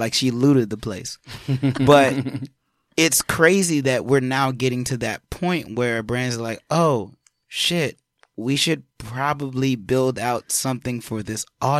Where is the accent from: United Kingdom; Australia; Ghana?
Ghana; No, I'm just Ghanaian. Ghanaian.